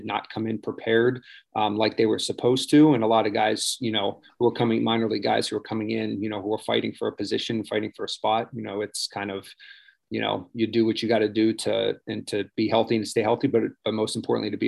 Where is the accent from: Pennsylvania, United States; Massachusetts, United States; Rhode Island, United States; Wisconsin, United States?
Pennsylvania, United States; Pittsburgh; moved away as an adult; also born or lived in Houston; now in Port St. Lucie, United States; I grew up around Pittsburgh